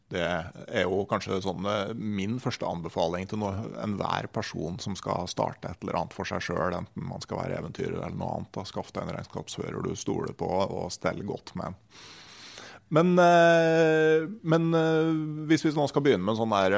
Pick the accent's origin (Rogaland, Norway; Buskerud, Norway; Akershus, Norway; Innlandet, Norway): Innlandet, Norway; Gausdal; moved away; also born or lived in Finnmark; der jeg vokste opp i Gausdal